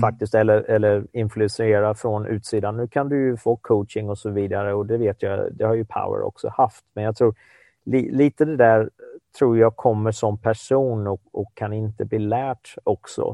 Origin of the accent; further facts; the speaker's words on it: Sweden; som svensk